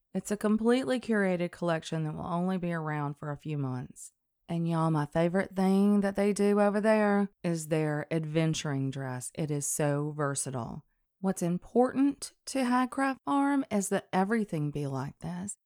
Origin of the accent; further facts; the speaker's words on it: the South, United States; I was raised in the South